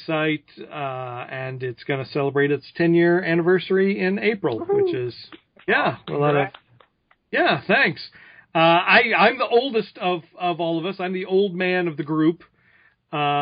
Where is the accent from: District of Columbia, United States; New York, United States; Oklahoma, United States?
Oklahoma, United States; Tulsa; moved away as an adult; now in Los Angeles, United States; I grew up in Tulsa, Oklahoma. I lived there for, 18 years.